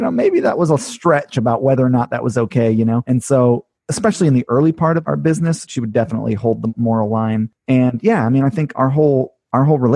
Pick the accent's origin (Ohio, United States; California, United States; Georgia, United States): California, United States; also born or lived in Hawaii; now in upstate New York, United States; I grew up in California mostly